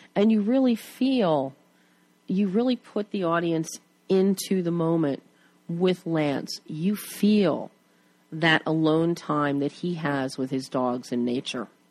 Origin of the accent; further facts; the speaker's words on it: Plymouth Meeting, Pennsylvania, United States; now in Culver City, United States; born and bred in Plymouth Meeting, right outside Philly